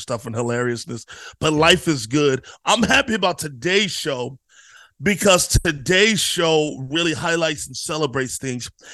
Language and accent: English; Virginia, United States; I'm from Virginia